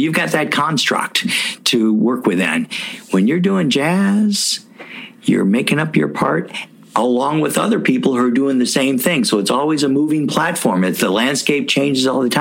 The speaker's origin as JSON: {"language": "English", "town": "Louisville", "region": "Kentucky", "country": "United States", "tie": "born or raised there", "said": "my hometown of Louisville, Kentucky"}